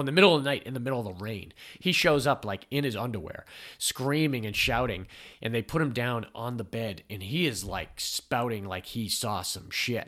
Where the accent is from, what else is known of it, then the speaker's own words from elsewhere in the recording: New England, United States; I'm from New England